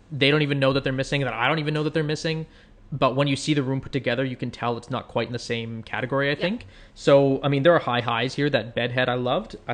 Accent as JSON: {"language": "English", "country": "Canada", "accent": "Canadian", "moved": "yes", "lives_now": "Boston, United States", "said": "We're, we're Canadian"}